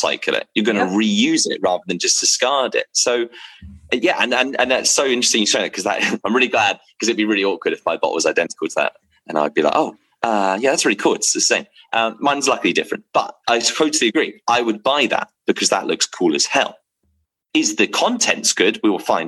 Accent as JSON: {"language": "English", "region": "England", "country": "United Kingdom", "said": "I'm from England"}